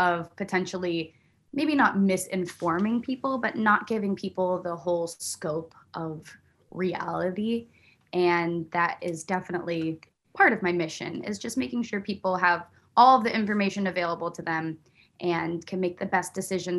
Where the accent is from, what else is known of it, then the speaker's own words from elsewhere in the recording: Buffalo, New York, United States; born there; also born or lived in Virginia / Pennsylvania; I'm not a military brat, but I was born in Buffalo, New York.